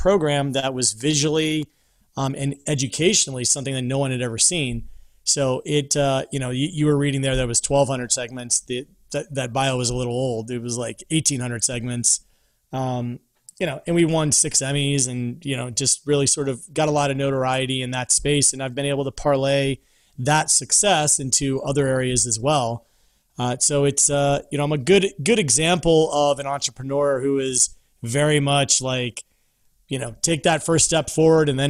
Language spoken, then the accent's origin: English; Vienna, Virginia, United States; moved away as an adult; also born or lived in Park City / Los Angeles; now in Atlanta, United States; I was born and raised in Vienna, Virginia, as a boy right outside of DC